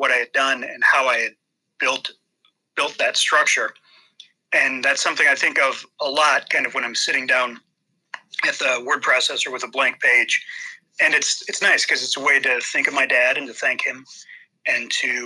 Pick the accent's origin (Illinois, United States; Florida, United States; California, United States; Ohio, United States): Ohio, United States; Toledo; I was born and raised in Toledo, Ohio.